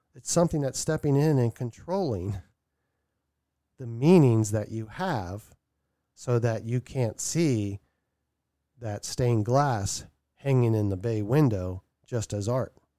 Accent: Maryland, United States; now in Vermont, United States; I'm gonna be relocating from Vermont back to my hometown in Maryland

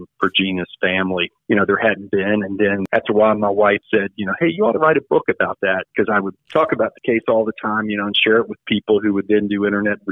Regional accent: Hampton Roads, Virginia, United States; also born or lived in Smithfield, Virginia / Radford, Virginia; I'm originally from the Hampton Roads area. Currently live in the Smithfield area.

